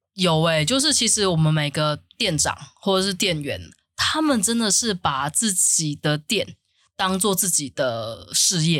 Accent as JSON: {"language": "Chinese", "country": "Taiwan", "accent": "Taiwanese accent (台腔)", "said": "我要抬腔或者是抬语"}